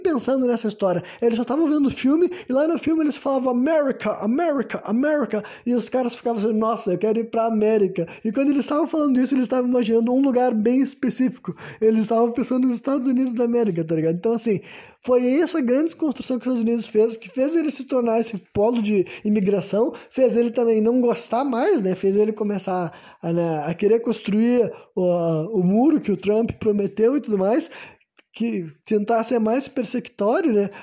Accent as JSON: {"language": "Portuguese", "country": "Brazil", "tie": "born or raised there", "said": "eu nasci no Brasil"}